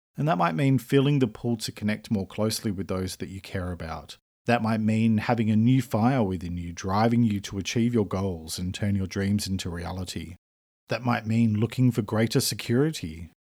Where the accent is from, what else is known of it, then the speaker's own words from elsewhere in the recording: Australia; I'm an Australian writer and speaker